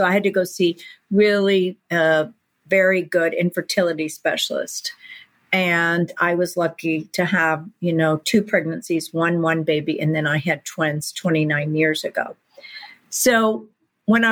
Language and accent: English; Texas, United States; I grew up in Texas